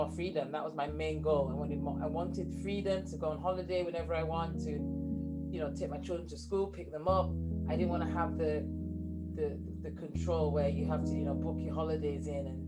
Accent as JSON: {"language": "English", "town": "Leeds", "region": "Yorkshire and the Humber", "country": "United Kingdom", "tie": "born or raised there", "accent": "northern", "moved": "yes", "lives_now": "Cambridge, United Kingdom", "said": "I was born and raised in Leeds, England. So I've, as you can hear from my accent, those people in the UK, you know, I'm from the north. I now live in Cambridge"}